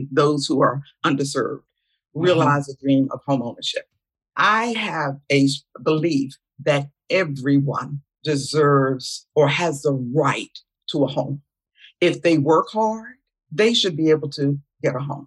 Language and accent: English; Philadelphia, Pennsylvania, United States; from Philadelphia, Pennsylvania, the city of brotherly love